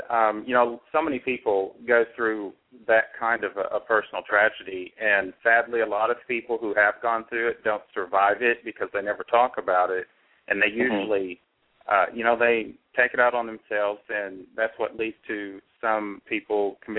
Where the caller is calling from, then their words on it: Tennessee, United States; I'm calling from Tennessee.